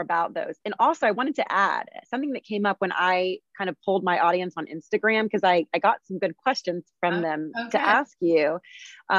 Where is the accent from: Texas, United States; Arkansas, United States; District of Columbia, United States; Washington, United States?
Texas, United States; Houston; also born or lived in Arizona / New York City; I was born and raised in Houston.